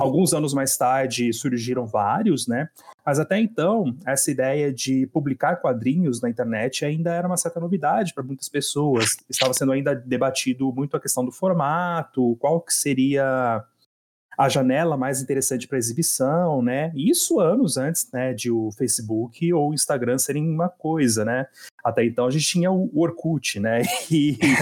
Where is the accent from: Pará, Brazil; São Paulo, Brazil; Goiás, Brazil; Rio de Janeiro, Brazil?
São Paulo, Brazil; Hortolândia; also born or lived in Campinas; Eu tenho morado em Hortolândia há mais de 20 anos já, né? Então. Nasci em Campinas